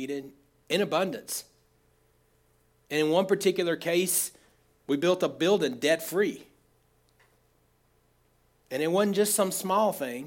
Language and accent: English; United States; I grew up in Oconee County, lived in Oconee County all my life